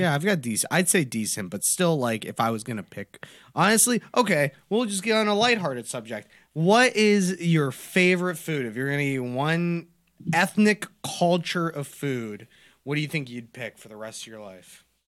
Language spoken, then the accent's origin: English; United States; I'm born in America, so I'm an American by, by birth